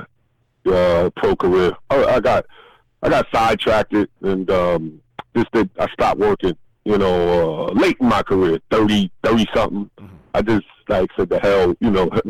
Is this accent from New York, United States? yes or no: yes; New York City, New York, United States; I grew up in New York